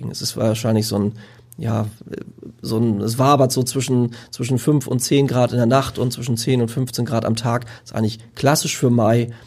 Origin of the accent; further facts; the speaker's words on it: Lower Saxony, Germany; Also ich komme aus der Lüneburger Heide